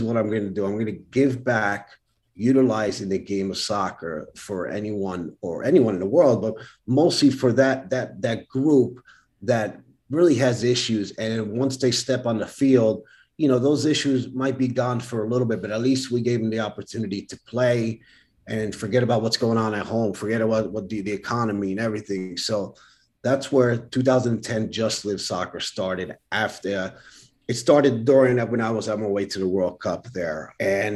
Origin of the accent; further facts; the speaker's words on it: Paterson, New Jersey, United States; also born or lived in New Brunswick, New Jersey; I grew up in Paterson, but I never saw Paterson, New Jersey, which is, you know, an urban area